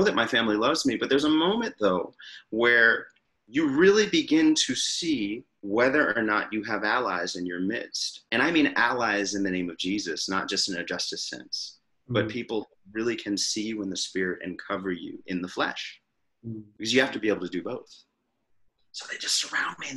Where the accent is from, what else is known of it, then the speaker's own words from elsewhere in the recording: United States; I'm the American in the group